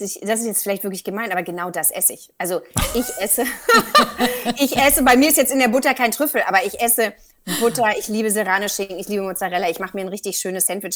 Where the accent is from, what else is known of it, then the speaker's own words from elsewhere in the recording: Berlin, Germany; Ich bin in Berlin-Charlottenburg groß geworden.